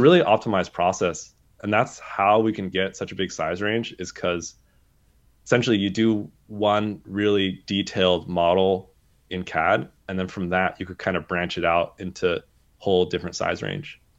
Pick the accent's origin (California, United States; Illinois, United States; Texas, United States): California, United States; Southern; I grew up in Southern California